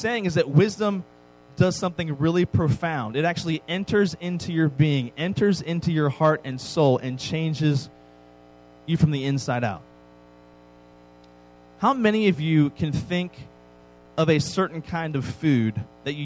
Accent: East Coast, United States; I grew up on the East Coast

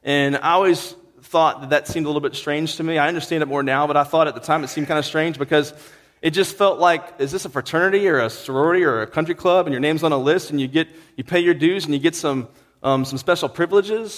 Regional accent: Virginia, United States; moved away; where I'm from, Virginia, we look down on West Virginia

